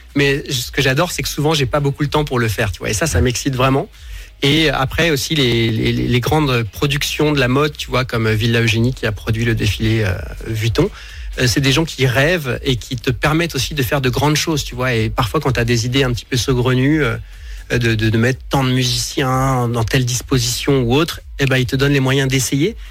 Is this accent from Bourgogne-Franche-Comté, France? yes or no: yes; Dijon, Bourgogne-Franche-Comté, France; J'ai grandi à Dijon